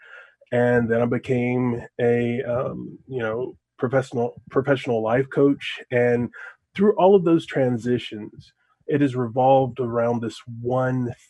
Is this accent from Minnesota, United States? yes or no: no; Lexington, Kentucky, United States; I was born and bred in Lexington, Kentucky.